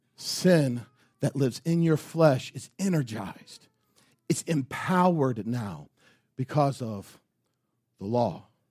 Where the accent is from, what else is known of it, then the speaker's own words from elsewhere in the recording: United States; As American Christians